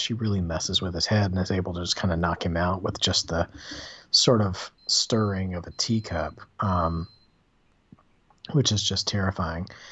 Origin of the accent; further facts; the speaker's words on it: the South, United States; growing up in the South